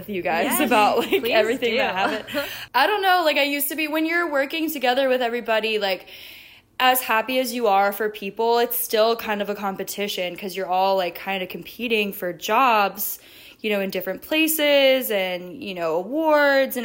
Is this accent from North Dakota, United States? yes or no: no; South Florida, United States; I'm out here in South Florida. I grew up here in South Florida, so it's a familiar place for me